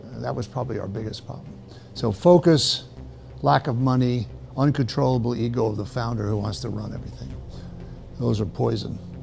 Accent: New York, United States; moved away as an adult; now in Austin, United States; I'm from New York.

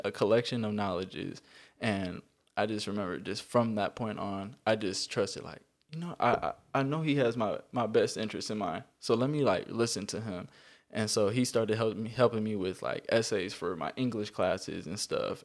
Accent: Carson, California, United States; also born or lived in Harbor City, California; I am from Carson. I'm from Carson, California. Um, I was born, I was born in Harbor City.

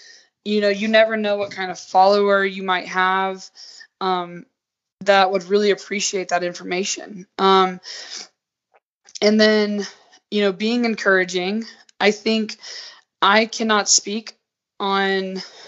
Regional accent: Southern United States, United States; now in Utah, United States; I was, like, amazed at how many white people. I was like, whoa, I'm coming from the South where Atlanta is like such a diverse hub.

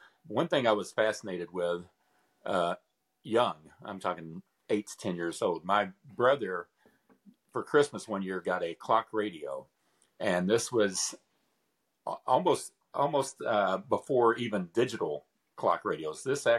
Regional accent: Paducah, Kentucky, United States; moved away; I'm from Kentucky.

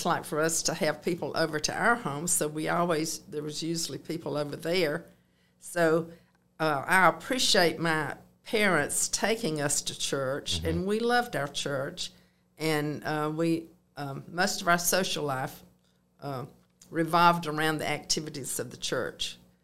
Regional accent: Moultrie, Georgia, United States; now in Columbus, United States; I grew up in Moultrie, Georgia, on a farm

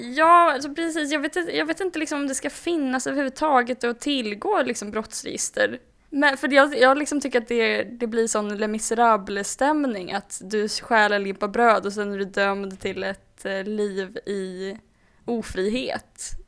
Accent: Hova, Västra Götaland, Sweden; moved away; also born or lived in Malmö / Stockholm; Hova så är det, det är där jag kommer ifrån, som jag är uppvuxen.

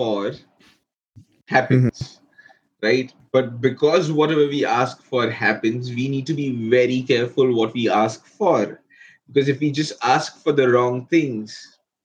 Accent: India; growing up in India

